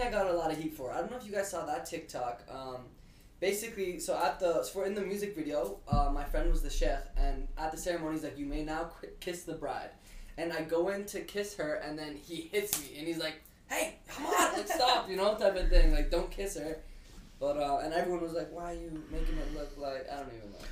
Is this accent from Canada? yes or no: yes; Canada; I'm Canadian